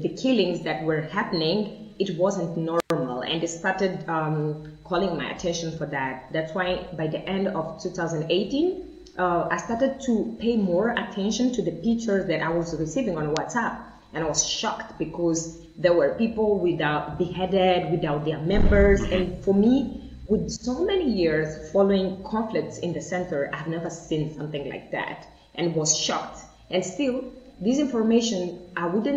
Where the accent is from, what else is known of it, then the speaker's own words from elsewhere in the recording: Mozambique; I'm from Mozambique.